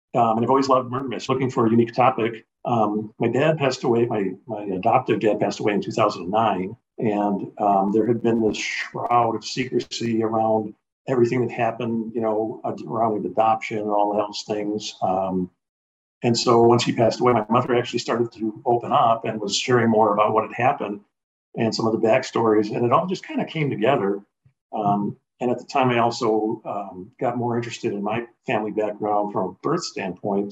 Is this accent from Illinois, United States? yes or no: yes; Chicago, Illinois, United States; I grew up, was born and raised in Chicago.